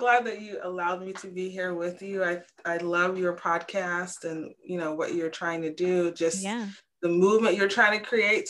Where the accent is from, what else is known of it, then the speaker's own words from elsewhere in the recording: Atlanta, Georgia, United States; moved away as an adult; now in Montreal, Canada; I currently live in Canada. I live in Montreal, Quebec, Canada. I've been here for about 5 years, but I am from the United States. I'm from Atlanta, spent almost 20 years there.